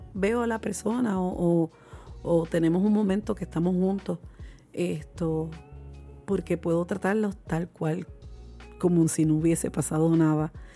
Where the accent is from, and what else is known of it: Puerto Rico